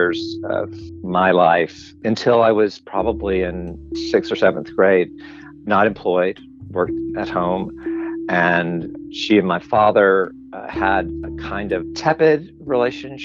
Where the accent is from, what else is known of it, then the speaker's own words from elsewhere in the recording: Birmingham, Alabama, United States; I grew up in Birmingham, in suburbs of Birmingham, Homewood at first, and then Mountain Brook